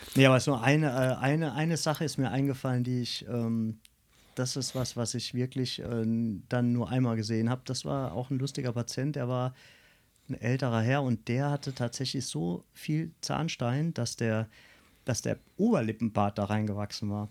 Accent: Grünstadt, Rhineland-Palatinate, Germany; bin in Grünstadt geboren, ich bin der Pfälzer

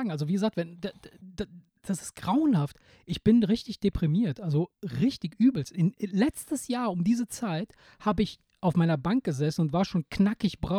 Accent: Italy; moved away; bei uns in Italien, ich, ich erinnere mich als Kind

